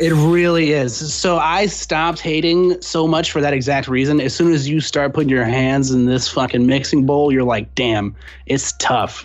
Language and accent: English; San Antonio, Texas, United States; now in Austin, United States; I'm originally from San Antonio, but that's a stone's throw, you know, from Austin